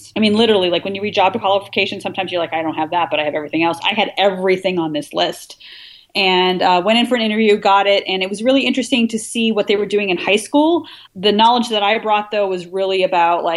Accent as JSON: {"language": "English", "region": "Washington", "country": "United States", "tie": "born or raised there", "also_born_or_lived": "Michigan / New York", "moved": "as an adult", "said": "I moved from Michigan back to Washington State, which is my home state"}